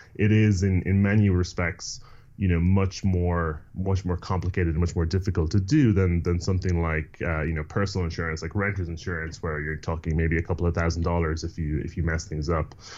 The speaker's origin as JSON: {"language": "English", "country": "Ireland", "tie": "born or raised there", "moved": "yes", "said": "I grew up in Ireland"}